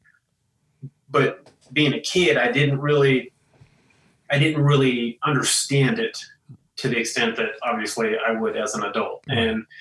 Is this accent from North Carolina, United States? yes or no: no; Coolidge, Arizona, United States; moved away as an adult; also born or lived in Oregon; the later part of my childhood, I grew up in Coolidge